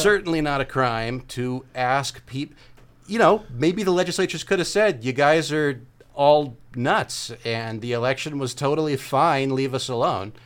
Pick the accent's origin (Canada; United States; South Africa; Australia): United States; California; how much of a California guy I am